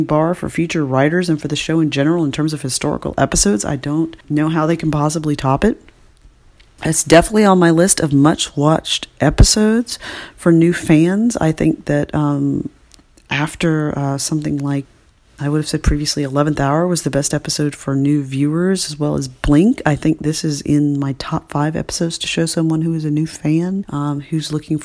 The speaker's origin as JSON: {"language": "English", "region": "the American South", "country": "United States", "said": "As a Southerner"}